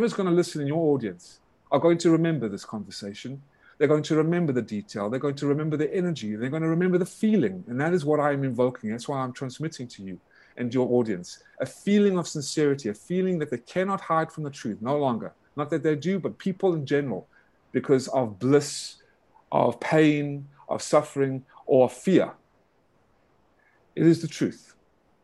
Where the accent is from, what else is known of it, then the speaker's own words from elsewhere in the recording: Atlanta, Georgia, United States; I was brought up in Atlanta, Georgia for 25 years.